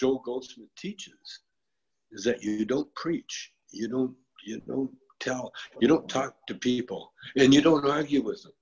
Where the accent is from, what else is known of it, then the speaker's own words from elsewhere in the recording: Calgary, Alberta, Canada; When I was a kid, I grew up in Calgary, Alberta, Canada